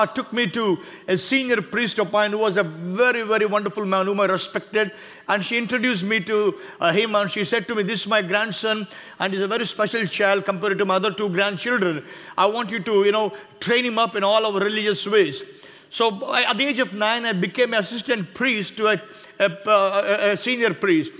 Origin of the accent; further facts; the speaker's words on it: India; I come from India.